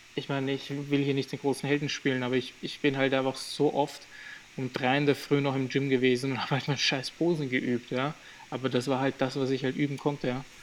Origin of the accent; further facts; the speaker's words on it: Graz, Styria, Austria; also born or lived in Albania; I'm born in the same city like him